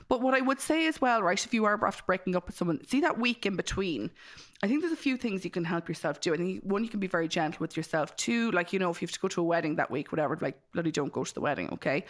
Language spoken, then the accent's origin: English; Ireland; as Irish people, we